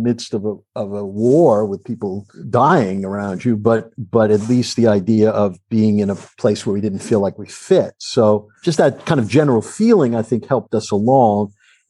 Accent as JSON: {"language": "English", "region": "East Coast", "country": "United States", "tie": "born or raised there", "moved": "yes", "lives_now": "Los Angeles, United States", "said": "I grew up on the East Coast"}